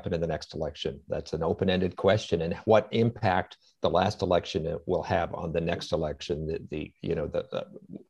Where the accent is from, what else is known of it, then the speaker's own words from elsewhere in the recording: United States; having lived in this country my whole life